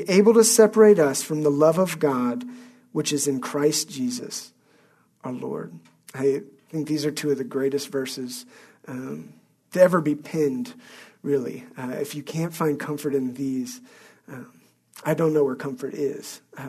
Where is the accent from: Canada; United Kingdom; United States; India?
United Kingdom; Scotland; at no point did I ever undo the fact that I'm a Scot. I've always been a Scot. I always will be a Scot.